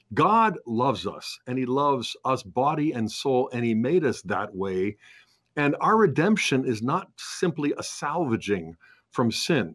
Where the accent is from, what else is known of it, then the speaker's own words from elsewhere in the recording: United States; we as Catholic Americans